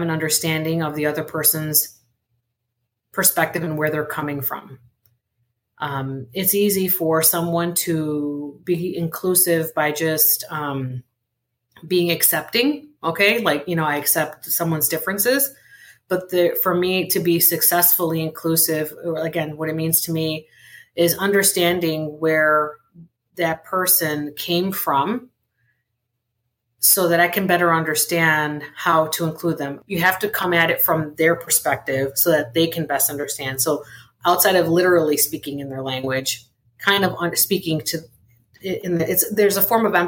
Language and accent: English; Chicago, Illinois, United States; first language Spanish; English is a second language; was born on the south side of Chicago